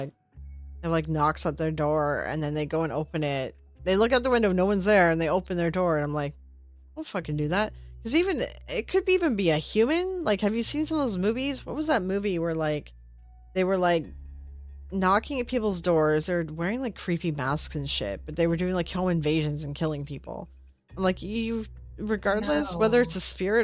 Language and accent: English; Canada; I'm Canadian